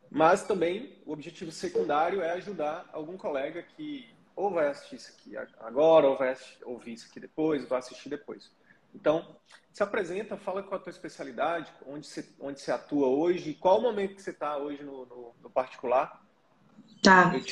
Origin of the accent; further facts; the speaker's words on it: Rio de Janeiro, Brazil; Eu sou do Rio de Janeiro. Rio Capital? Isso.